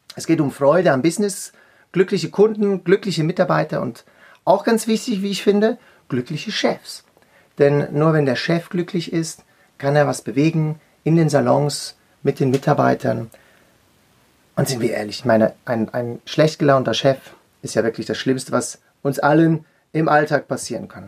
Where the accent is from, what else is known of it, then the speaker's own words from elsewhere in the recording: Zurich, Switzerland; ich komme aus der Schweiz, bin am Zürichsee geboren und in einem Züricher Coiffeursalon aufgewachsen